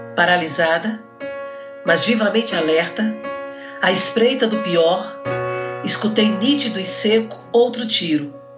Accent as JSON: {"language": "Portuguese", "region": "Northeast Region", "country": "Brazil", "said": "eu sou daqui do Brasil, sou do Nordeste"}